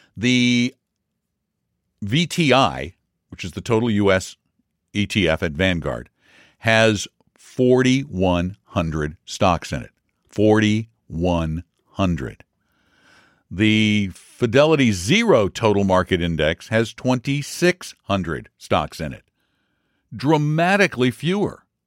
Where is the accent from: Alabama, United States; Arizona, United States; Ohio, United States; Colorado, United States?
Colorado, United States; Colorado Springs; moved away as an adult; Colorado Springs. Not the place where I was born, but I call it my hometown because I grew up there from junior high through high school through much of my adult life